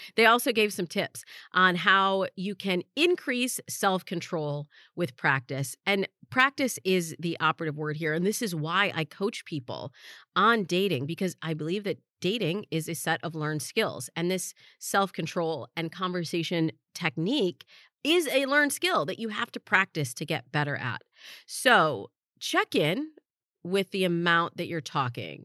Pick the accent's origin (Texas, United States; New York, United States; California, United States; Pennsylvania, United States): California, United States; Los Angeles; also born or lived in East Lansing, Michigan; my hometown of Los Angeles